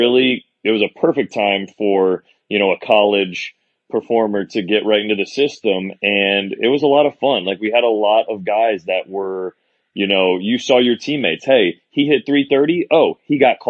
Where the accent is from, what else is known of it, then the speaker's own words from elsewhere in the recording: Orlando, Florida, United States; growing up in Orlando